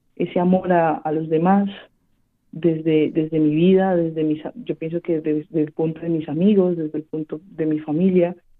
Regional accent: Cali, Valle del Cauca, Colombia; moved away as an adult; nací en Santiago de Cali, al sur occidente de mi país, Colombia, en el año 1992

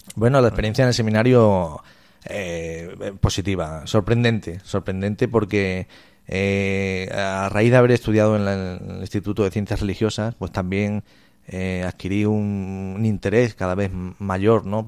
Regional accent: Cáceres, Extremadura, Spain; also born or lived in Almendralejo; soy natural de Cáceres

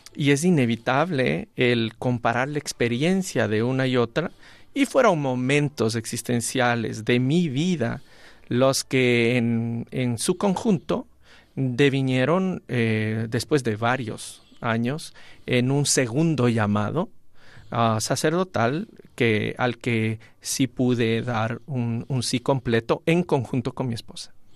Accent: Ecuador; moved away as an adult; now in Spain; desde mi tierra acá, antes como laico, luego como pastor y ahora aquí en España

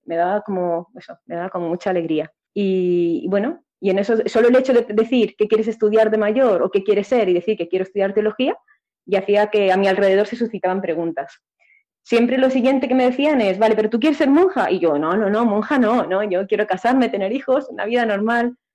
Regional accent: a village near Valencia, Valencian Community, Spain; mi pueblo

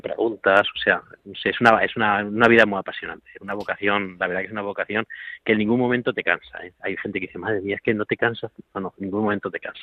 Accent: a village in Toledo, Castilla-La Mancha, Spain; moved away; yo soy de Toledo, de un pueblo de Toledo

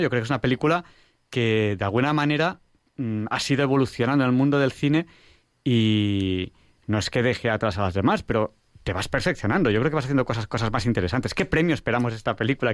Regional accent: Barcelona, Catalonia, Spain; en Barcelona, en mi tierra

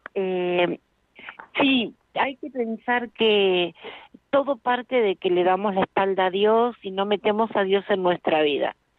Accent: Argentina; yo nací en Argentina

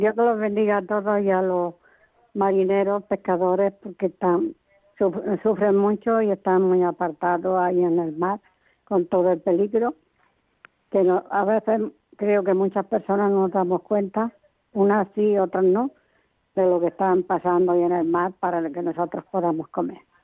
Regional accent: Andalusia, Spain; now in Alicante, Spain; Soy de allí en Andalucía, que llevo 48 años aquí en Alicante

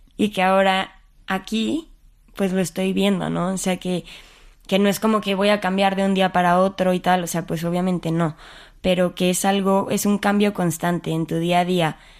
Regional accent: Mexico City, Mexico; moved away as an adult; now in Spain; Nací en la Ciudad de México y pues ahí he vivido toda mi vida.

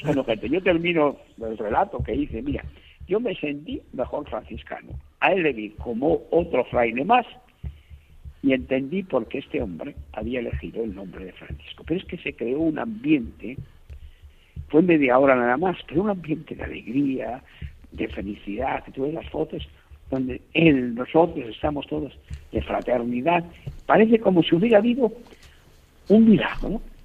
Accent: Castile and León, Spain; moved away; yo soy un castellano viejo

